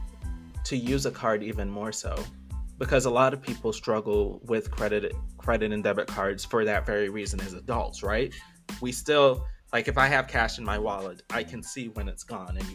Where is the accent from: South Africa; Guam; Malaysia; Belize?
Belize; now in United States; I didn't grow up in America. I grew up in Belize in a very different time.